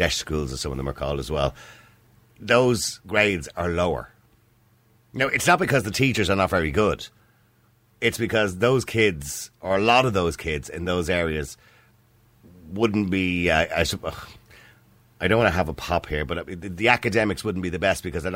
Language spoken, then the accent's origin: English; Dublin, Leinster, Ireland; I came from Eadmore